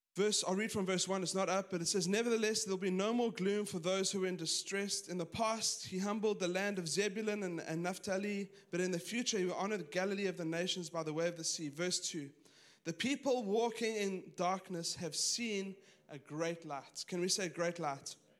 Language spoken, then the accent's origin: English; South Africa; moved away; I grew up in South Africa, pretty conservative.